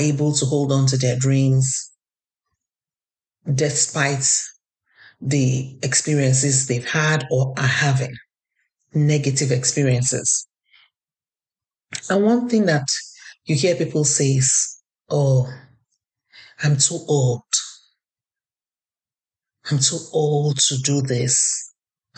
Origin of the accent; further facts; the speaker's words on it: Nigeria; now in Canada; I'm Nigerian Canadian